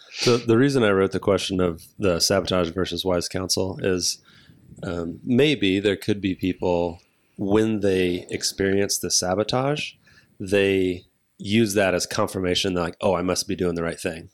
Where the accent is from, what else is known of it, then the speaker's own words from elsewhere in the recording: United States; I am white American male in the United States